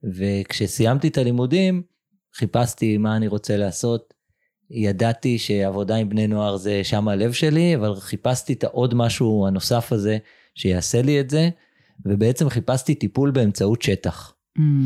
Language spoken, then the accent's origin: Hebrew; Jerusalem, Jerusalem District, Israel; גדלתי בירושלים של שנות ה-80